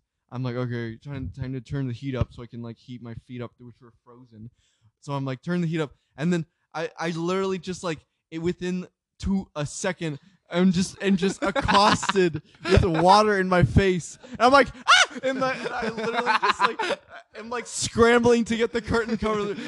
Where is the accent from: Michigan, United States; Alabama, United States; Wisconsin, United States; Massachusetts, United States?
Massachusetts, United States; I'm from Massachusetts